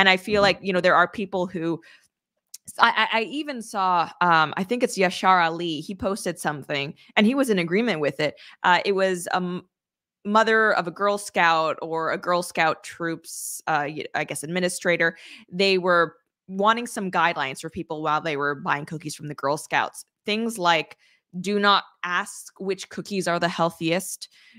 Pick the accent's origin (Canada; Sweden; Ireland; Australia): Canada; I'm an agreeable person. I'm an introvert. I'm Canadian.